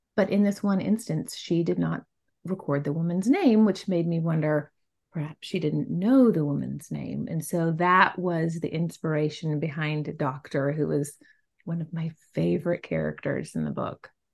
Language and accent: English; Southwest, United States; I come from the Southwest. I mean, my river was the Rio Grande